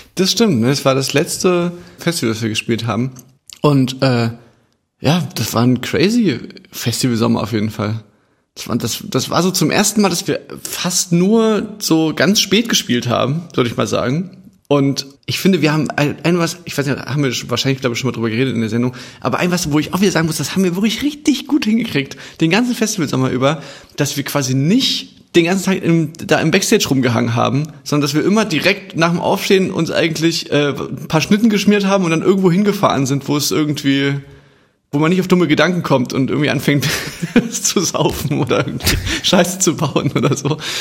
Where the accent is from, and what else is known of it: Chemnitz, Saxony, Germany